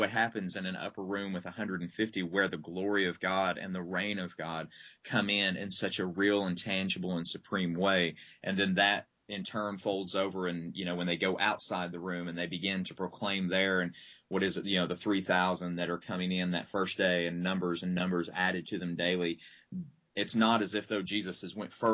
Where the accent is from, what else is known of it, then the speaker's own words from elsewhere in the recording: Southeast, United States; now in Lexington, United States; I grew up in the Southeast and continue to minister